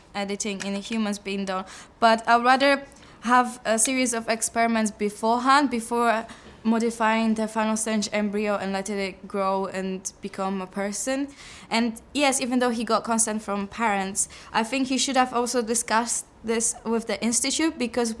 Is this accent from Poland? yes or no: yes; Poland; now in London, United Kingdom; I'm from Poland and I study human genetics at UCL. I'm in my master year.